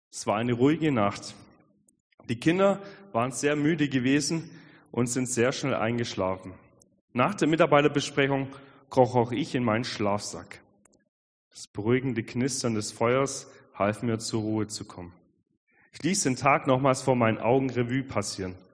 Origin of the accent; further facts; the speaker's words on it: Albstadt, Baden-Württemberg, Germany; ich bin aufgewachsen am Fuße der schönen Schwäbischen Alb, nämlich in Albstadt